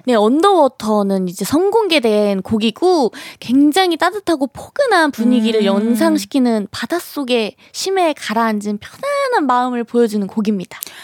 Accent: Cheongju, North Chungcheong, South Korea; accent: Chungcheong; moved away; 제가 청주 출신이에요.

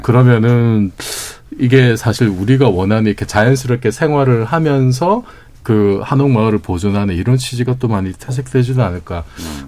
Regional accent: Busan, South Korea; moved away; 고향이 부산인데

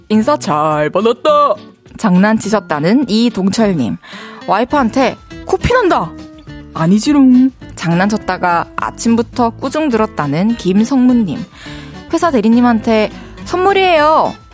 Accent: Goseong, South Gyeongsang, South Korea; 경남 고성에서

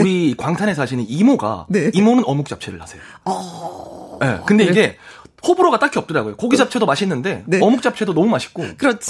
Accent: Andong, North Gyeongsang, South Korea; 제가 안동 사람이잖아요.

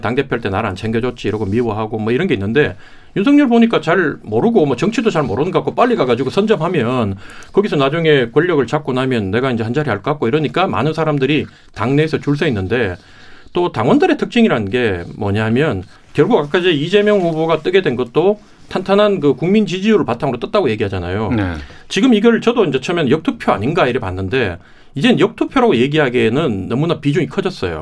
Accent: Daegu, Daegu / North Gyeongsang, South Korea; 제 고향인 대구 경북을

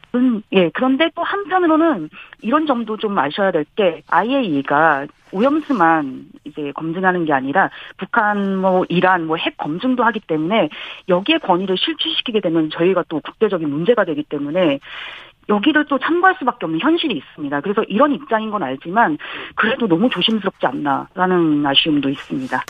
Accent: South Korea; now in Japan

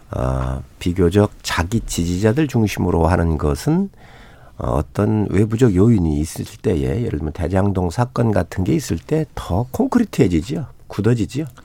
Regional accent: Seosan, South Chungcheong, South Korea

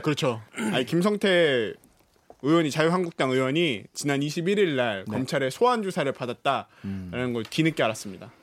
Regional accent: Cheonan, South Chungcheong, South Korea; 천안 그 청소년이었으니까

